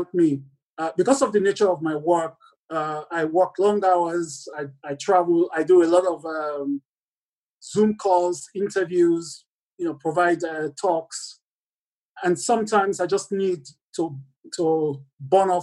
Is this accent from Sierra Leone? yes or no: yes; Lungi, Sierra Leone; moved away as an adult; also born or lived in United Kingdom; I grew up in Sierra Leone on the coastline in Lunga, where the international airport is